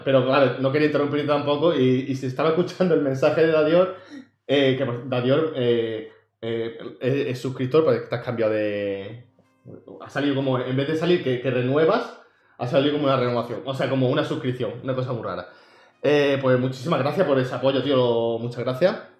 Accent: Andalusia, Spain; no soy el típico andaluz

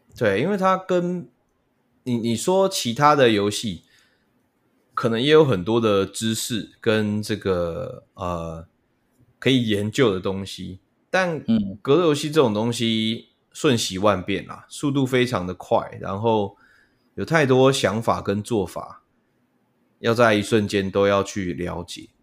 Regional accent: Taiwan; 我们台湾这边

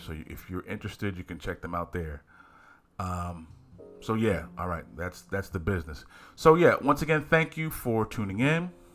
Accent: Philadelphia, Pennsylvania, United States; I'm from Philly

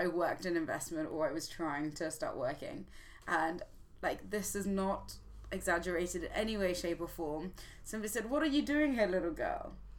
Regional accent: Zimbabwe; born there; Because I was born in Zimbabwe.

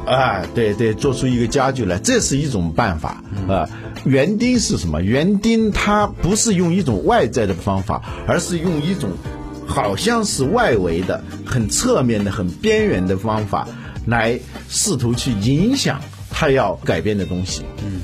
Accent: China; 我们中国人

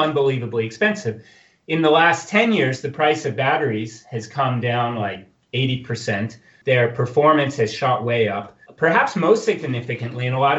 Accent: United States; now in Switzerland; I try not to say that I'm American anymore, but I try to say that I'm Swiss

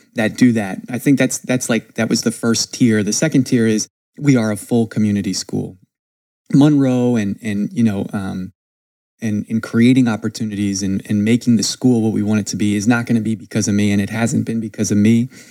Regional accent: Stroudsburg, Pennsylvania, United States; moved away as an adult; also born or lived in Lynchburg, Virginia; now in Tulsa, United States; grew up in Northeast PA, a, uh, a town called Stroudsburg, Pennsylvania

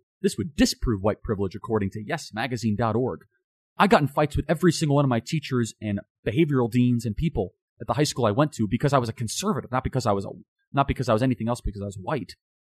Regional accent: United States; the time that I grew up in America.

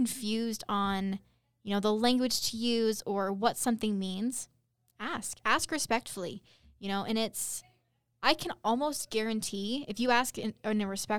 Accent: Utah, United States; You know, growing up in Utah and even, you know, in places where, you know, the Mormon culture is more prevalent

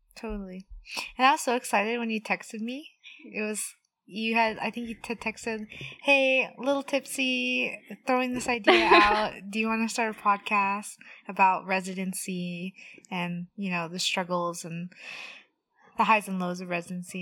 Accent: Los Angeles, California, United States; also born or lived in Orange County / Pomona; I was born and raised in the San Fernando Valley, not too far from where I'm working now

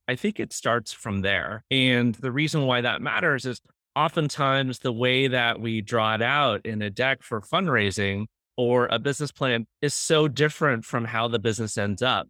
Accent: Cupertino, California, United States; moved away; growing up in the Valley

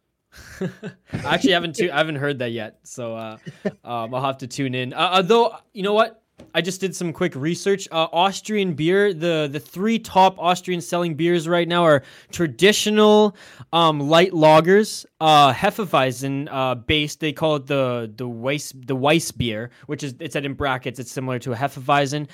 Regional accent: Canada; being Canadian

